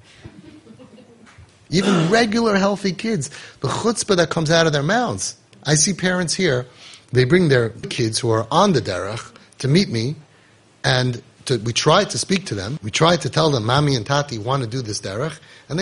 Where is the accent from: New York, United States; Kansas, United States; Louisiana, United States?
New York, United States; New York City; I grew up in Queens